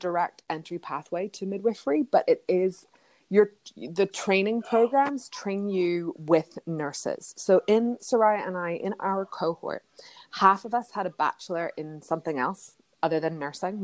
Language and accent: English; Ireland; moved away as an adult; now in New York, United States; I come from Ireland